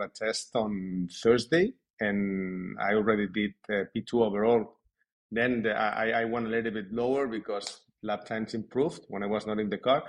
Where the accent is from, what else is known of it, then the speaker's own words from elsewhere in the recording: Spain; I was born in Spain